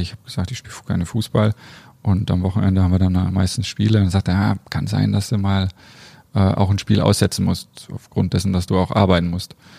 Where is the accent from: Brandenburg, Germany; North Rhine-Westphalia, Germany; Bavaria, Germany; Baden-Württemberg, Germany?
Bavaria, Germany; Bamberg; now in Leverkusen, Germany; Also ich bin in Bamberg äh, groß geworden, meine Familie lebt da.